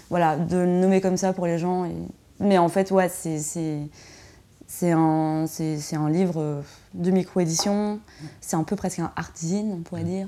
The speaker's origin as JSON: {"language": "French", "country": "Switzerland", "said": "Ben ouais, je crois que en tant que Suisse, la France me faisait un peu peur."}